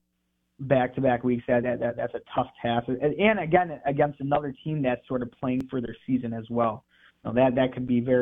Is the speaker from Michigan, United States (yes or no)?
yes; Michigan, United States; moved away as an adult; now in Starkville, United States; I'm from Michigan. Haven't lived in the South before. Got here in April